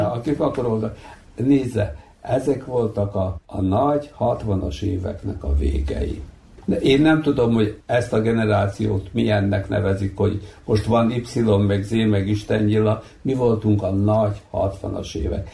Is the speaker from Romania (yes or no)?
no; Bački Monoštor, Vojvodina, Serbia; egy faluban születtünk, nőttünk, feljártunk iskolába, ismertük egymást kiskorunktól fogva